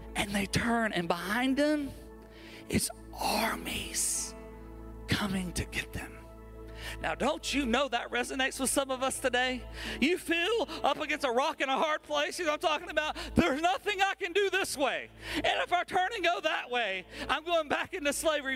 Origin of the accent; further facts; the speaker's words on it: Alabama, United States; I'm from Alabama